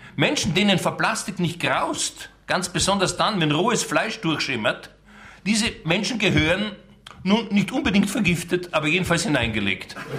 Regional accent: Austria; ich wollte natürlich als Österreicher

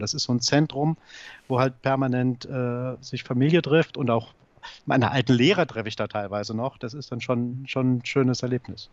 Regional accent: Saarbrücken, Saarland, Germany; moved away as an adult; now in Berlin, Germany; Ich bin Saarbrücker oder ich bin Saarländer und werde das auch bleiben

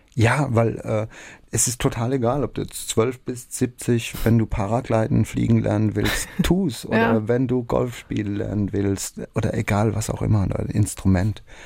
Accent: Rhineland-Palatinate, Germany; bei uns in der Pfalz

